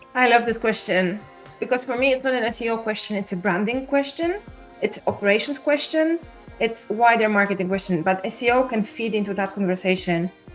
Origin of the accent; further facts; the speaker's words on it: Poland; moved away as an adult; also born or lived in United Kingdom; now in Barcelona, Spain; I'm originally from Poland